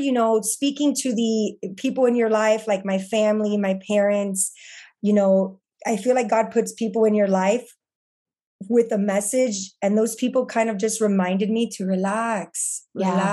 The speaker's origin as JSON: {"language": "English", "town": "Miami", "region": "Florida", "country": "United States", "tie": "born or raised there", "said": "I get to do it in my hometown. So Today in Florida is our morning show at 7 News. It's the Fox affiliate in Miami. It's the channel I grew up watching"}